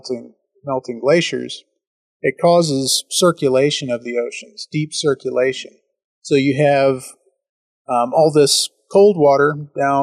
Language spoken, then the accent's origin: English; Texas, United States; I'm from Texas